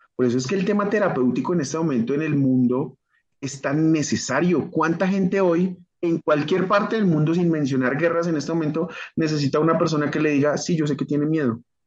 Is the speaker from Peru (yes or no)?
no; Colombia; yo soy colombiano